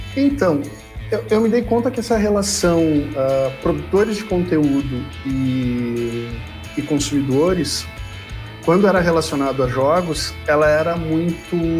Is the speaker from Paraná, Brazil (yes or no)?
no; Rio Grande, Rio Grande do Sul, Brazil; eu sou de Rio Grande, no sul do Rio Grande do Sul, Uh, fiz lá o, o, ensino médio e comecei a cursar a universidade lá